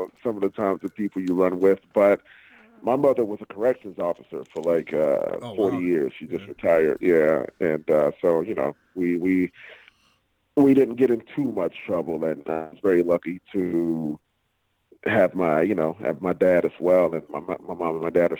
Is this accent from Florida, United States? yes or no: yes; Miami, Florida, United States; moved away; I am born and raised in Miami, Florida, Dade County.